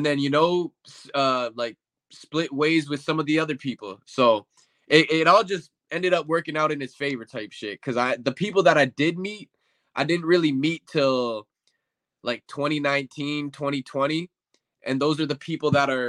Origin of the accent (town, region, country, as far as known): Winnipeg, Manitoba, Canada; born or raised there; also born or lived in Windsor, Ontario